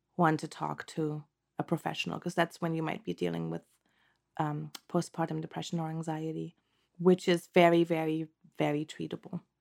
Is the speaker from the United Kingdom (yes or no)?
no; Germany; moved away as an adult; now in Santa Cruz Mountains, United States; originally, I'm from Germany, born and raised, and I came to the States in two thousand and seven